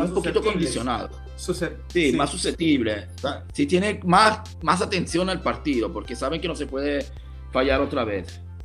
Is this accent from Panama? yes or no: no; Pescara, Abruzzo, Italy; Spanish is a second language; mi pescara, mi, mi pueblo, mi ciudad